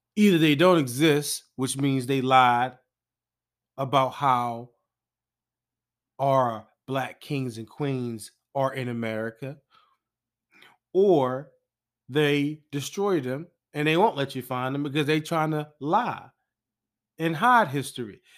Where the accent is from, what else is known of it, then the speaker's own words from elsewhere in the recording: Philadelphia, Pennsylvania, United States; I'm from Philly